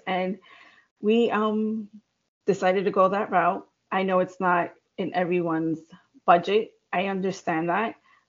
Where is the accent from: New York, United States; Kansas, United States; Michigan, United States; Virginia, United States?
New York, United States; not New York City, United States; also born or lived in Long Island; I am from New York, not New York City